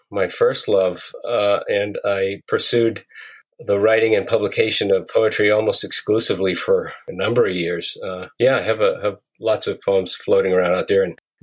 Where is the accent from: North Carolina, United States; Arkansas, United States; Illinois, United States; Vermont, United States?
Vermont, United States; northern; I grew up in northern Vermont on a dairy farm